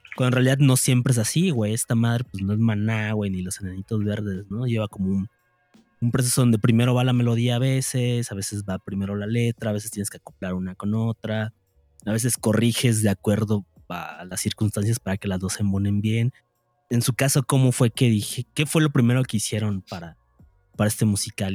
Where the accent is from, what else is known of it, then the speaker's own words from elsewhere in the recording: Cancún, Quintana Roo, Mexico; now in Mexico City, Mexico; yo soy de Cancún y ahora estoy en Ciudad de México.